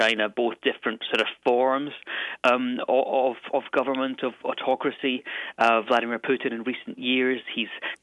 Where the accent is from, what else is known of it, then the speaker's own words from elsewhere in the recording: Stirling, Scotland, United Kingdom; now in London, United Kingdom; The town or city I'm from is called Stirling